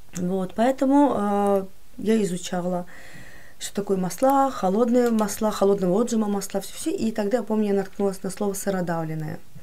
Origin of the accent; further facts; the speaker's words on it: Baku, Azerbaijan; я из Баку